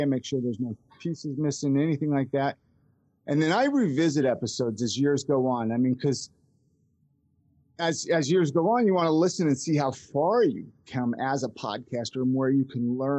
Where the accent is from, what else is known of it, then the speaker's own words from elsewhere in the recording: Ventura, California, United States; So I grew up in Ventura, California, and it's just outside.